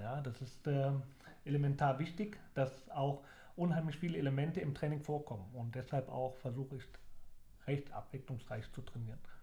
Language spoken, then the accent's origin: German; Leverkusen, North Rhine-Westphalia, Germany; moved away; also born or lived in Sandhausen / Braunschweig / Mainz; Leverkusen ist meine Heimat und mein Geburtsort